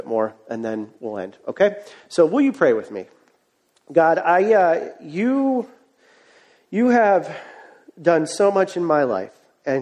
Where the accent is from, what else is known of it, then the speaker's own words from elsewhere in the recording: Cleveland, Ohio, United States; moved away; I am from Cleveland, Ohio